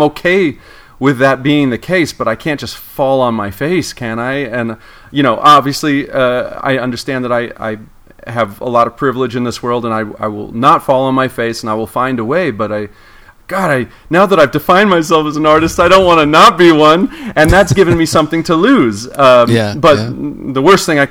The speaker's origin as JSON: {"language": "English", "town": "Torrance", "region": "California", "country": "United States", "tie": "born or raised there", "said": "I grew up in Torrance."}